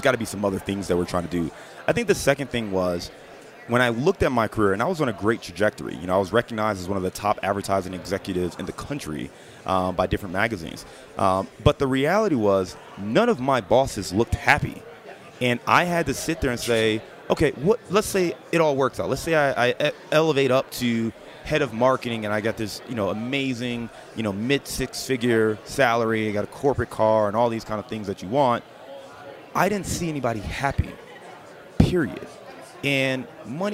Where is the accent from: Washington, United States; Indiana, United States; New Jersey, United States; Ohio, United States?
Ohio, United States; Cleveland; also born or lived in Dayton / Detroit / Chicago; now in Cincinnati, United States; born and raised in Cleveland, Ohio.